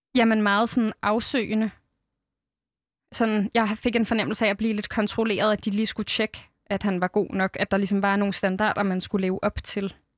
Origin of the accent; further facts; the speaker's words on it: Fredensborg, Capital Region of Denmark, Denmark; Fredensborg Kommune, hvor jeg er vokset op.